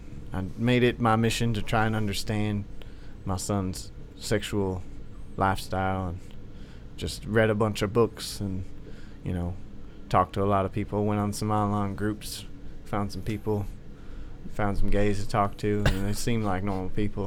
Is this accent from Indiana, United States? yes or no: yes; Indiana, United States; I'm from originally Indiana.